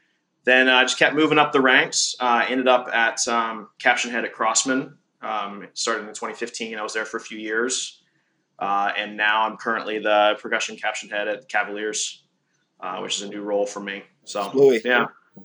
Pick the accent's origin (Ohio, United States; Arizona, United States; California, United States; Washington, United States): Ohio, United States; Columbus; I grew up in Columbus, Ohio